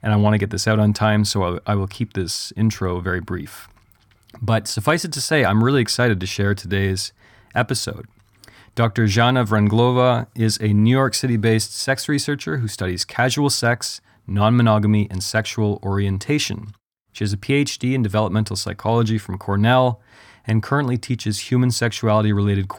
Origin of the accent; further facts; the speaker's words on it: Canada; I'm Canadian